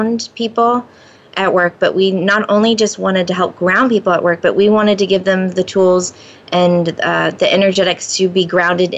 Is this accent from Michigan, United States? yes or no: no; Florida, United States; moved away; Both my husband and I grew up in Florida